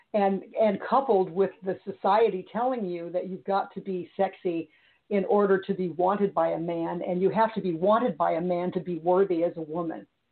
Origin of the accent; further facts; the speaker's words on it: Missouri, United States; i was raised in Missouri